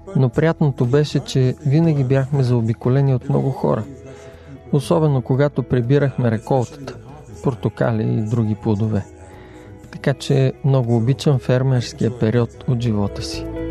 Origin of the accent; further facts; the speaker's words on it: Jamaica; now in England; Израснах във ферма в Ямайка